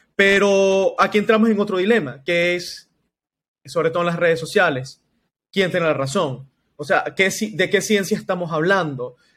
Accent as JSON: {"language": "Spanish", "country": "Venezuela", "said": "Lo vivimos nosotros como venezolanos, Nelson, en, acá en Venezuela"}